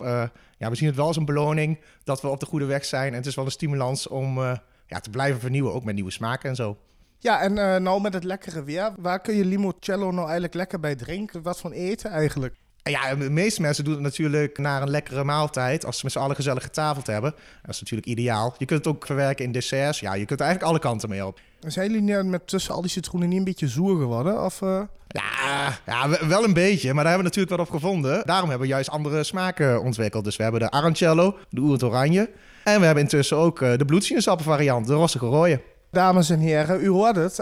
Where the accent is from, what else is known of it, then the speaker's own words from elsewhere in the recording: Achterhoek, Gelderland, Netherlands; we als Achterhoekers